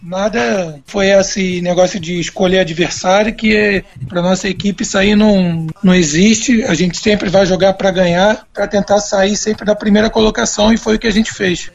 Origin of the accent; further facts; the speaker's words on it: Rio de Janeiro, Brazil; also born or lived in São Paulo; eu sou carioca, fiquei em São Paulo